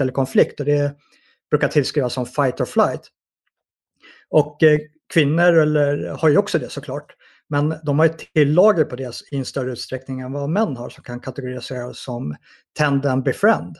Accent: Sweden

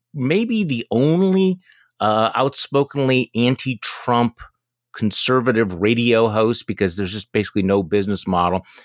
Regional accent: Wisconsin, United States; here in my home state of Wisconsin

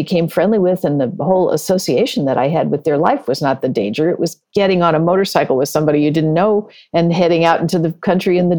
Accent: Burlingame, California, United States; I grew up in the Bay Area. I was born and raised in Burlingame

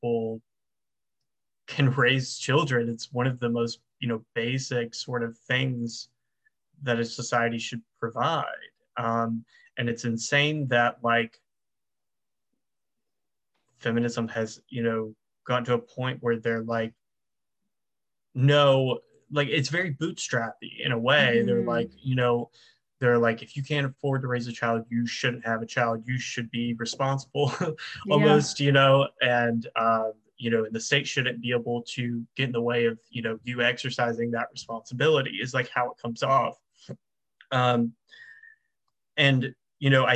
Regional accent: the South, United States; I'm from the South

